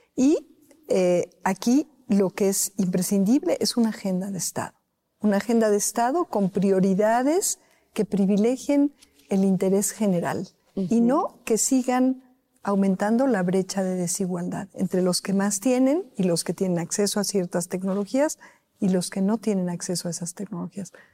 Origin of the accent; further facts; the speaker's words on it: Mexico; servir a mi país, servir a mi pueblo